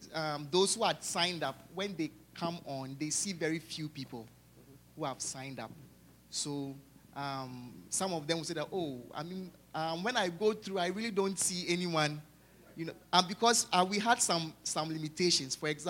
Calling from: St. Louis, Missouri, United States; from St. Louis, Missouri.

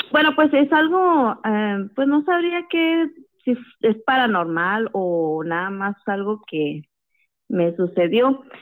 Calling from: Hermosillo, Sonora, Mexico; Sí, buenas noches. … de Hermosillo.

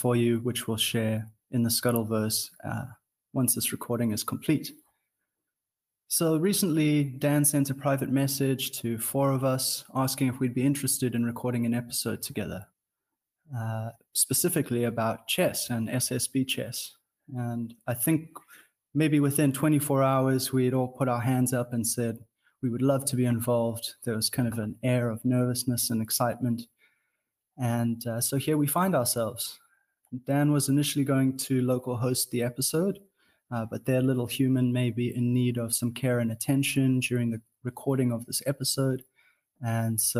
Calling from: Cape Town, Western Cape, South Africa; I am calling in from Cape Town

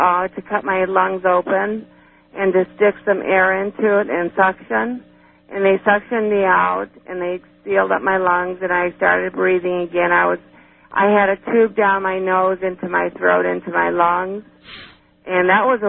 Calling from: Cleveland, Ohio, United States; I'm calling from Cleveland, Ohio.

